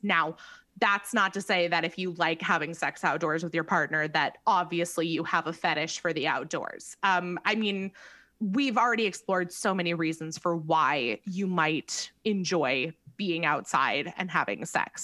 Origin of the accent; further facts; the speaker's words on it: California, United States; we're from California